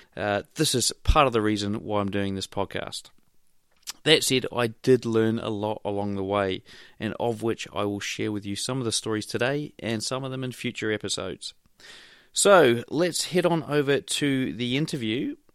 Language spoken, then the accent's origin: English; Wellington, New Zealand; I hail from Wellington, New Zealand